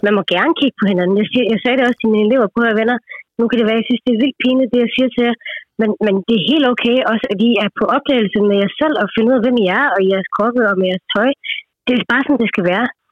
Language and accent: Danish; India; now in Denmark; nu kommer jeg fra Indien oprindeligt